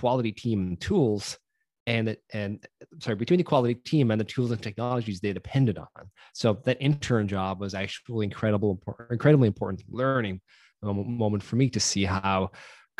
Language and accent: English; Ireland; moved away as an adult; now in Bay Area, United States; for those of you who can't tell by my accent, I grew up in Ireland before venturing out here to the Bay Area